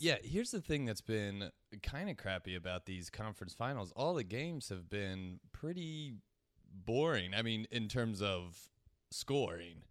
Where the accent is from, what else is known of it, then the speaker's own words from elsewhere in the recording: Ohio, United States; also born or lived in New York City; now in California, United States; growing up in Ohio and then moving to New York City and just living in California for a little more than a year now